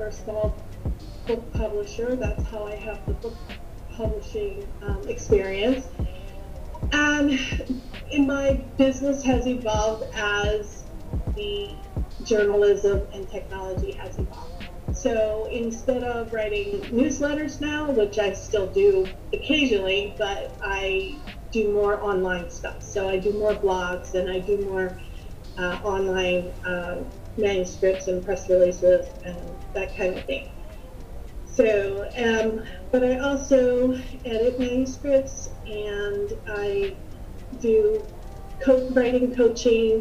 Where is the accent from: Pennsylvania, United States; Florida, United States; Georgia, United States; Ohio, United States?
Pennsylvania, United States; Upper Darby; I grew up in Upper Darby, Pennsylvania